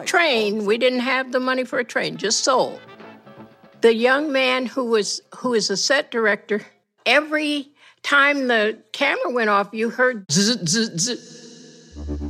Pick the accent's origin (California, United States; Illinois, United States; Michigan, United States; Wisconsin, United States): Michigan, United States; near Kalamazoo, rural; moved away as an adult; also born or lived in Kansas / Detroit / New York City; was born in Kansas, but I was raised in rural Michigan, 20 miles from Kalamazoo